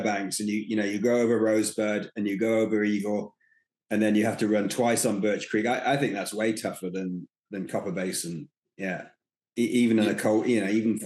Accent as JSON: {"language": "English", "country": "United Kingdom", "also_born_or_lived": "East Coast, United States", "moved": "yes", "said": "being British and having Siberians"}